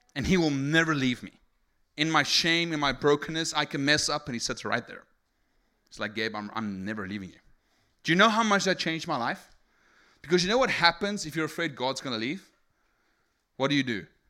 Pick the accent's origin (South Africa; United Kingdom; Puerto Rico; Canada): South Africa; English is a second language; I'm from South Africa. I'm E S L